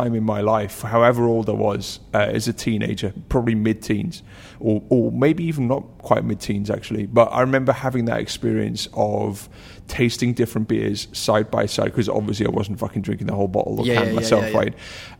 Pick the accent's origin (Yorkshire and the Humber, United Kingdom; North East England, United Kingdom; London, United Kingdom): North East England, United Kingdom; accent: Geordie; You know, you can't tell from my accent. It got bullied out of me when I was seven, but I'm a Geordie, and my dad loved Newcastle Brown Ale.